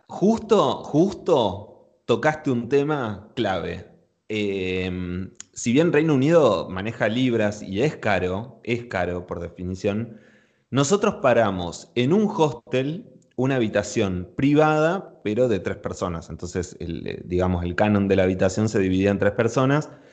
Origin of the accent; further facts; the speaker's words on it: Buenos Aires, Argentina; mi ciudad natal, ¿no? Con Buenos Aires